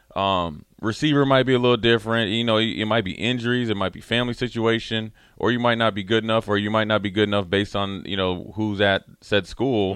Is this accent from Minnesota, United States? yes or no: yes; Minneapolis, Minnesota, United States; I'm from Minneapolis